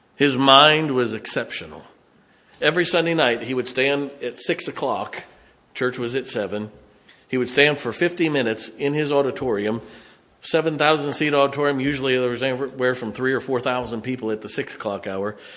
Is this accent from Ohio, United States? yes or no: yes; Canton, Ohio, United States; moved away; I grew up in Northeast Ohio